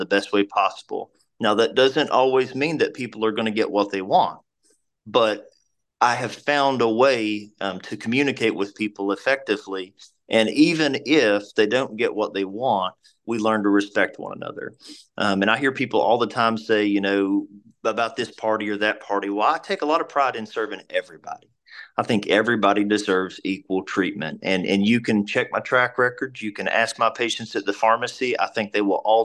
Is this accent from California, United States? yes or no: no; Abingdon, Virginia, United States; I was born and raised in Washington County in Abingdon.